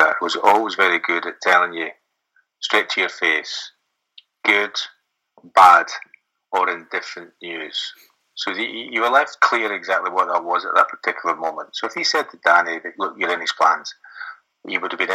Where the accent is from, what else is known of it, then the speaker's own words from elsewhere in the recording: Scotland, United Kingdom; moved away; being a Scotsman